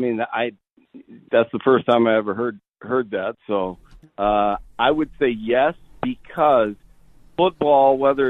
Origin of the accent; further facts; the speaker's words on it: Longmont, Colorado, United States; also born or lived in Texas; I got back to Denver, back home. I grew up in Colorado, in Longmont, in northern Colorado.